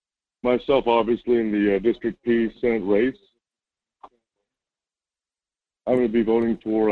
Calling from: Fairbanks, Alaska, United States; I'm calling from Fairbanks, Alaska.

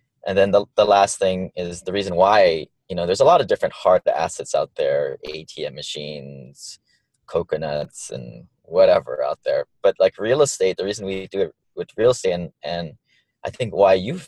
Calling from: Honolulu, Hawaii, United States; also born or lived in Maui; I'm calling in from Honolulu, Hawaii, my new home.

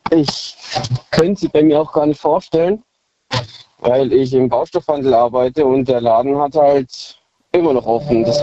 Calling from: Balingen, Baden-Württemberg, Germany; Äh, aus Balingen, wenn es was sagt.

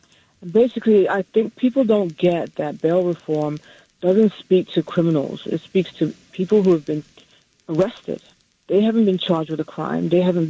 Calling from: New Jersey, United States; I'm calling from New Jersey.

